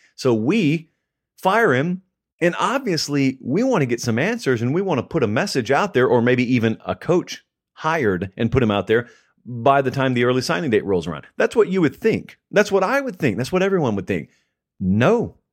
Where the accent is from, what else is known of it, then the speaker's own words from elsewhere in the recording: Columbus, Georgia, United States; I grew up in Columbus, Georgia